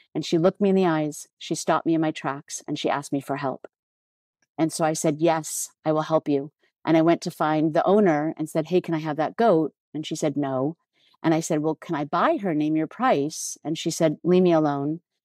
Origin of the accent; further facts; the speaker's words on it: United States; I'm American